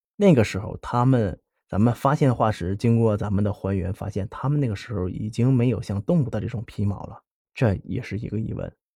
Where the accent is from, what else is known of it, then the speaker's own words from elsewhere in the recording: Heilongjiang, China; accent: Northeastern Mandarin; 我是在东北出生的嘛，黑龙江那边